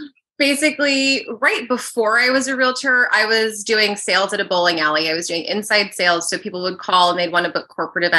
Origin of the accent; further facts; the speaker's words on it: Arizona, United States; moved away as an adult; also born or lived in New York; now in California, United States; I grew up mostly in Arizona